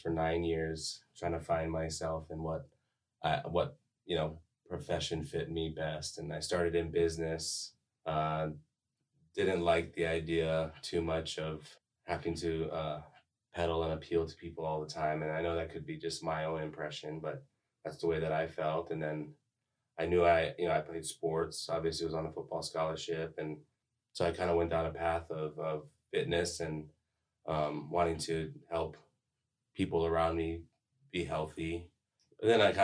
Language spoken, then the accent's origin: English; Hawaii, United States; moved away as an adult; also born or lived in Missouri; now in St. Charles, United States; I was actually born and raised in Hawaii.